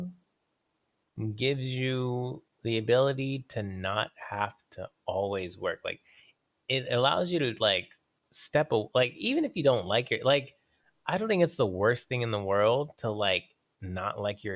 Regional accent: Atlanta, Georgia, United States; I'm from Atlanta, and like, we are almost as bad as LA in terms of traffic.

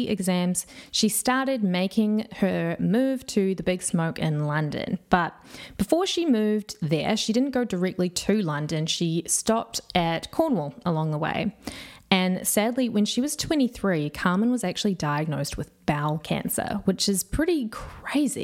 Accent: Whakatane, Bay of Plenty, New Zealand; I'm from Whakatane. That's where I grew up

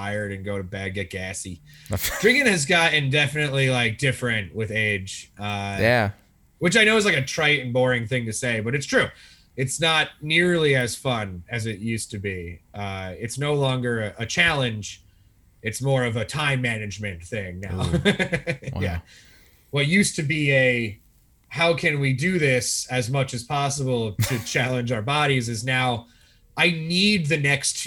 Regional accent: United States; I'm from America

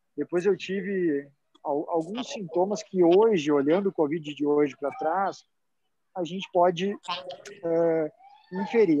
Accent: Rio Grande do Sul, Brazil; vou falar como bom gaúcho

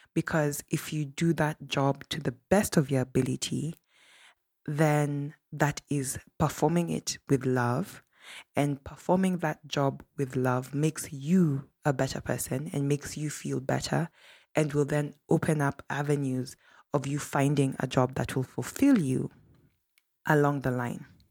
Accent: Kenya; a Kenyan who grew up in Kenya and studied elsewhere in Africa

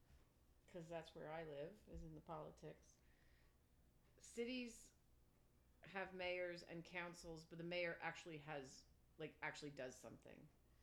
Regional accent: Palmer Township, Pennsylvania, United States; I was born in Palmer Township, which is outside of Easton, Pennsylvania.

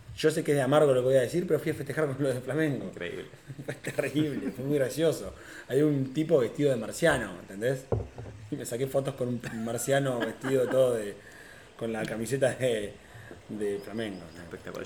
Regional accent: Tandil, Buenos Aires Province, Argentina; yo nací en Tandil

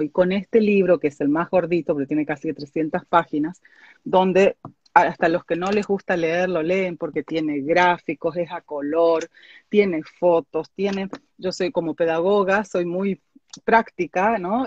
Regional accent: Argentina; moved away; yo soy oriunda de Argentina

